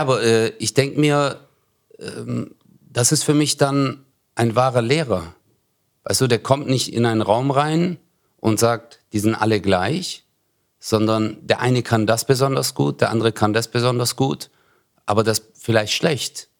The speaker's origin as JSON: {"language": "German", "town": "Stuttgart", "region": "Baden-Württemberg", "country": "Germany", "tie": "born or raised there", "said": "ich bin geboren in Bad Cannstatt, also mhm. im Krankenhaus, mhm. so wie die meisten eigentlich. Und dann, äh, äh, aber da habe ich in Zatzenhausen gewohnt"}